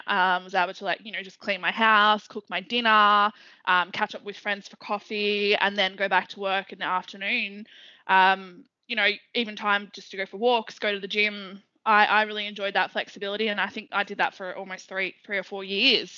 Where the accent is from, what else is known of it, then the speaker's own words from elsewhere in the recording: Melbourne, Victoria, Australia; I grew up in Melbourne, eastern suburbs.